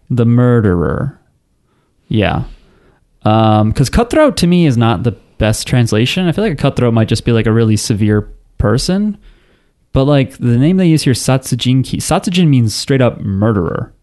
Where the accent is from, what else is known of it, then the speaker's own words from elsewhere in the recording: New Jersey, United States; We don't have accents. We're from New Jersey.